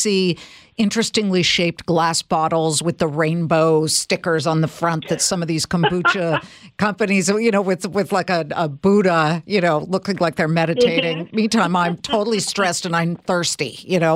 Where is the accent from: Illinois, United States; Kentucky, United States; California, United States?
California, United States; I'm Californian, right? I was eating alfalfa sprouts when I was 5